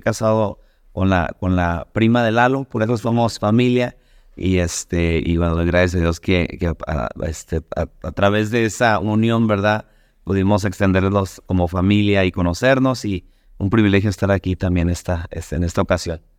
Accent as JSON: {"language": "Spanish", "region": "Sonora", "country": "Mexico", "tie": "born or raised there", "moved": "as an adult", "lives_now": "Rockford, United States", "said": "yo soy de México, originario del estado de Sonora"}